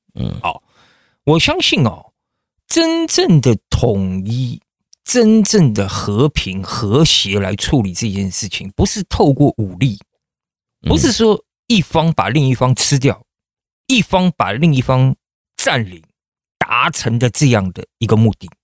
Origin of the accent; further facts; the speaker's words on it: China; now in United States; 我是中国来的